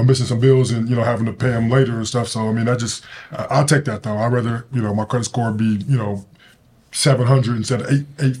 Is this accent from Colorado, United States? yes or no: yes; Denver, Colorado, United States; Denver, Colorado.